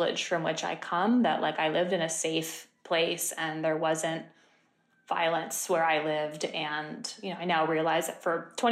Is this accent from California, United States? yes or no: yes; Monterey, California, United States; moved away; also born or lived in New York; I grew up in a town called Monterey, California, in Central California